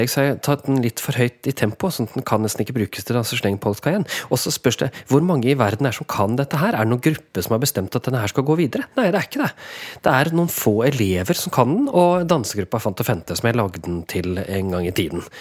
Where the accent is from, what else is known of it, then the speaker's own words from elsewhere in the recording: Vågå, Innlandet, Norway; Jeg vokste opp i Vågå. Og det er klart at I Vågå så er det enormt sterk tradisjon.